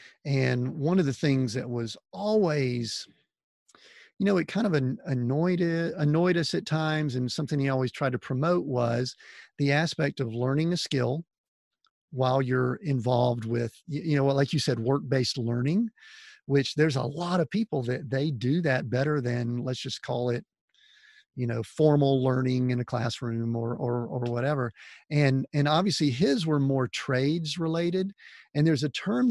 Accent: Atlanta, Georgia, United States; we grew up in Atlanta

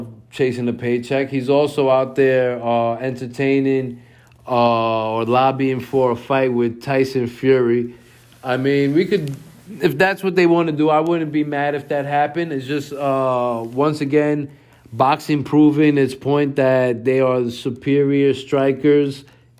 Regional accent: New York, United States; I'm from New York.

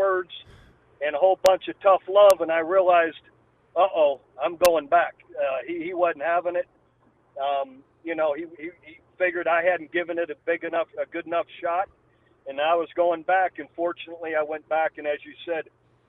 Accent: Youngstown, Ohio, United States; You know, just growing up in a steel mill town in a small little A-frame house, three-bedroom home with six children and four boys.

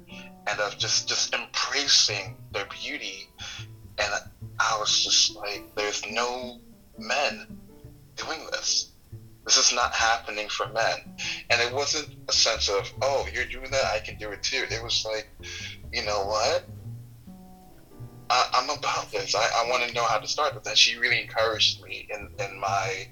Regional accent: New York, United States; I'm from New York

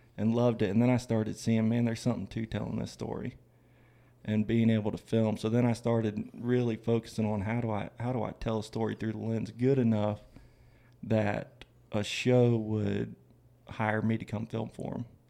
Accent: Florida, United States; I'm from Florida, grew up in Florida.

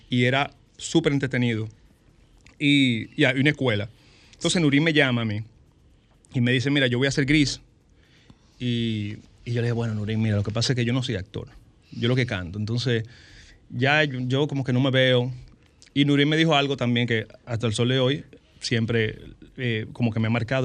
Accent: San Francisco de Macorís, Duarte, Dominican Republic; also born or lived in Santo Domingo; Yo soy de San Francisco Macorís

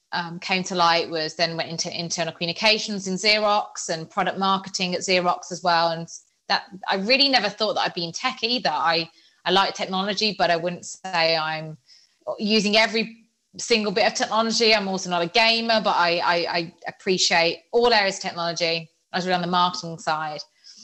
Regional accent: Birmingham, West Midlands, United Kingdom; accent: Birmingham; now in Nottingham, United Kingdom; I was at Nottingham Trent University. I'm originally from Birmingham and had a really strong Birmingham accent.

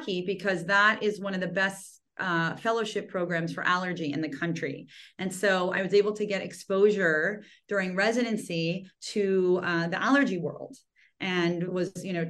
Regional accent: Cleveland, Ohio, United States; moved away as an adult; also born or lived in Maryland / Chicago / Philadelphia; now in Los Angeles, United States; originally I'm from Cleveland. So yeah, nice Midwestern girl

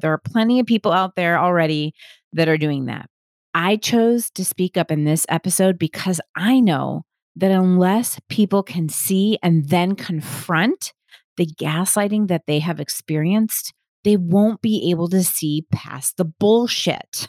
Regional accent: Milwaukee, Wisconsin, United States; I grew up in Milwaukee, Wisconsin

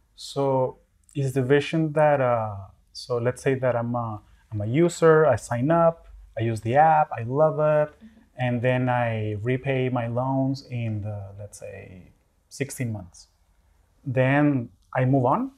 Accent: Caracas, Capital District, Venezuela; now in United States; I am originally from Caracas, Venezuela, and I've been calling the US home for the last 20 years

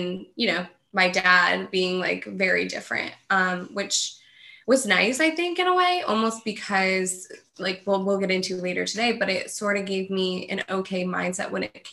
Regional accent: Livonia, New York, United States; I'm from Rochester, well, south of Rochester, New York, actually Livonia. So it's in upstate New York.

